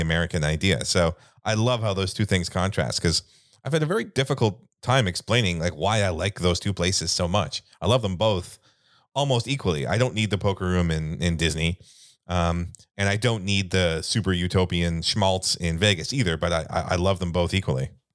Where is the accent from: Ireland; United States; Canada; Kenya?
Canada; we're Canadian